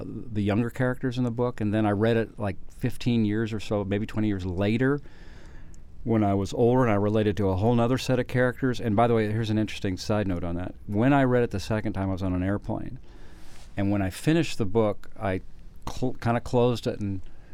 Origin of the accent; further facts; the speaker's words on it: Colorado, United States; now in Austin, United States; I grew up in Colorado